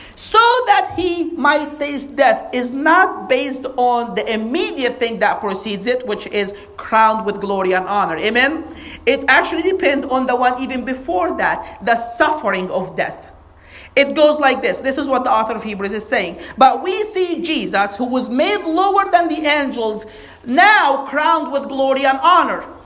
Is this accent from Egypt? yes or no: yes; Egypt; moved away; we grew up in Egypt